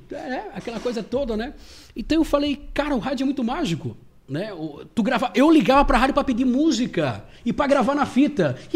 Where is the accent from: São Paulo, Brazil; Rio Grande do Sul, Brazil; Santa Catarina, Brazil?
Santa Catarina, Brazil; Lages; born there; eu sou nascido em Lages. Só nasci, na verdade.